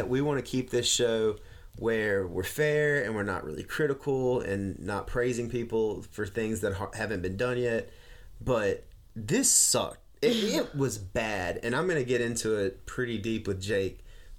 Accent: the South, United States; accent: Southern drawl; I got a Southern drawl.

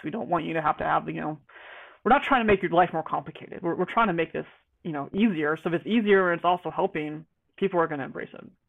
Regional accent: Georgia, United States; moved away as an adult; now in Spokane, United States; I'm I'm from Georgia, and then I was in the military.

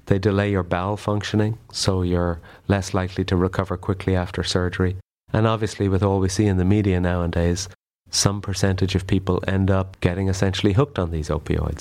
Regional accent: Ireland; moved away as an adult; now in United States; I'm an Irish colorectal surgeon who came to the U S for a year, about twenty years ago, and I, I'm still here.

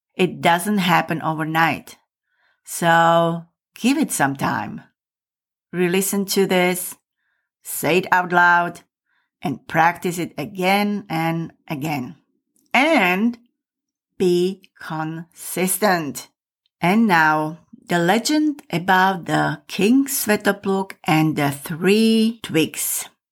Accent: Michalovce, Košice Region, Slovakia; my hometown of Michalovce, which is in the very east of Slovakia.

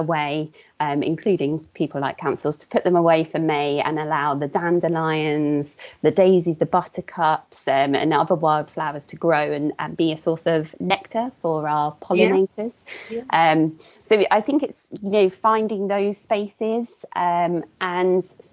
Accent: Portsmouth, South East England, United Kingdom; now in Hertfordshire, United Kingdom; I grew up in Portsmouth, where there's slightly less access to green spaces.

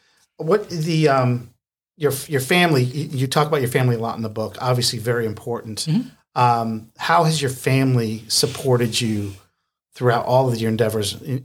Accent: New York, United States; now in Georgia, United States; I'm from New York originally

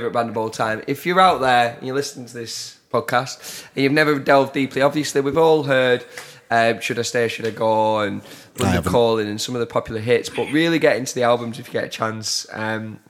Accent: Burnley, North West England, United Kingdom; also born or lived in Blackburn; I'm from Burnley.

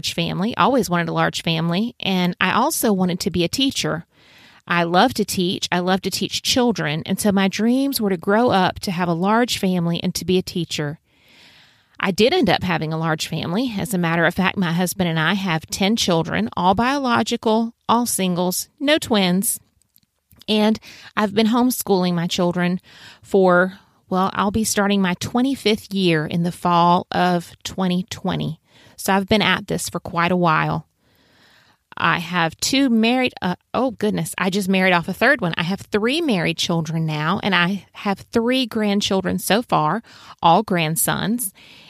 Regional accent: South Carolina, United States; I was born and raised in the Lowcountry of South Carolina.

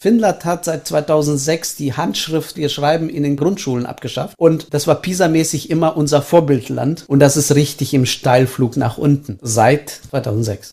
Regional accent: Estonia; now in Germany; ich bin in der ehemaligen Sowjetunion aufgewachsen als Deutscher

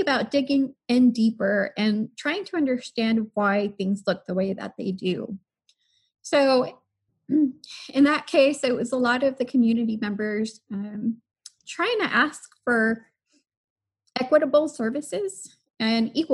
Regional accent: Harlingen, Texas, United States; I am from Harlingen, Texas. So deep in the south

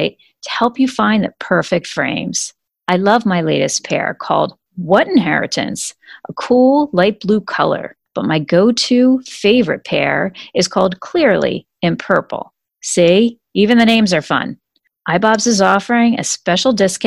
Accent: Bucks County, Pennsylvania, United States; I am originally from Bucks County in Pennsylvania

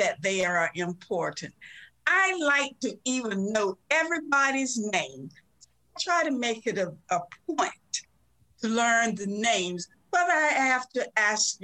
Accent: Elizabeth City, North Carolina, United States; now in Maryland, United States; My hometown is Elizabeth City, North Carolina, which is right on the northeast coast of the state of North Carolina

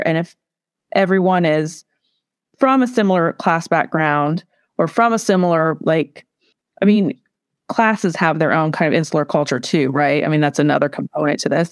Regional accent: Portsmouth, Ohio, United States; I grew up in this place

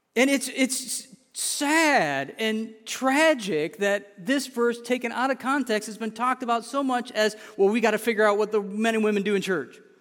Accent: an hour from Grand Rapids, Michigan, United States; I was born an hour from there.

